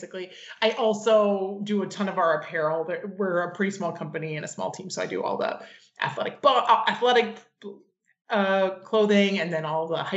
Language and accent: English; West Coast, United States; also born or lived in Southeast (US); now in San Francisco, United States; I grew up on the West Coast